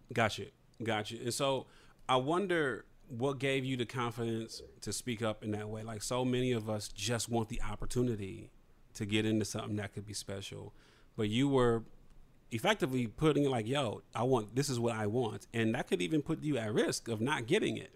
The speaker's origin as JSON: {"language": "English", "town": "Toledo", "region": "Ohio", "country": "United States", "tie": "born or raised there", "said": "I'm from Toledo, which is like you know half an hour, forty five minutes from where you're from, in Detroit"}